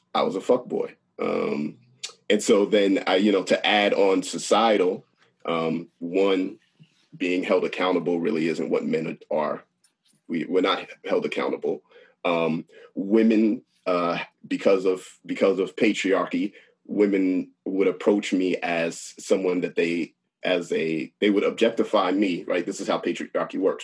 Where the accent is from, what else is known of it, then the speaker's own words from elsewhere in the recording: Long Island, New York, United States; I'm from Long Island